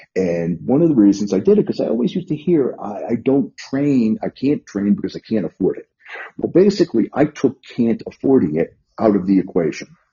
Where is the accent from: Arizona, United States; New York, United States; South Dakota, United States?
New York, United States; New York City; also born or lived in northern New Jersey / Las Vegas, Nevada; now in Lexington, Virginia, United States; I'm a native New Yorker. I grew up in the Bronx.